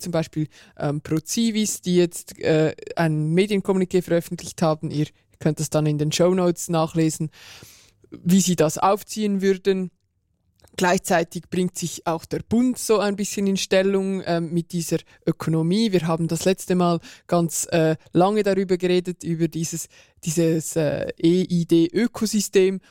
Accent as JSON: {"language": "German", "country": "Switzerland", "said": "bei uns in der Schweiz"}